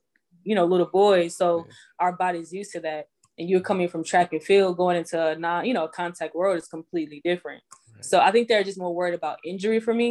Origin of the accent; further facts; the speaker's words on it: Houston, Texas, United States; moved away as an adult; also born or lived in Greenville, South Carolina; now in Atlanta, United States; I was born in Greenville, South Carolina, raised in Houston, and then I moved to Atlanta after college pretty much